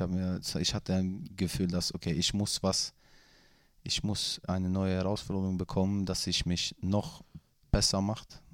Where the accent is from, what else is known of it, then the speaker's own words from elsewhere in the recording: Gothenburg, Västra Götaland, Sweden; German is a second language; moved away; ich komme ja aus, aus Göteborg